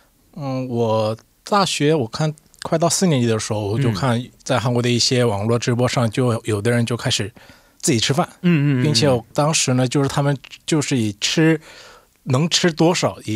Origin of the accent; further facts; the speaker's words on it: China; 我觉得应该算我算是一个特殊的一个例子，因为我从小在中国。上学以后，我我生活的这个地地方也是那个朝鲜族很多的地方，所以我从小的时候就韩文和中文听两种语言是一起听的